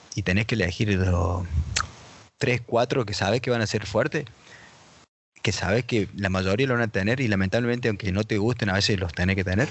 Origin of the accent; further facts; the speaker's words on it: Argentina; moved away; Todavía no encontré otro argentino que viva fuera de Argentina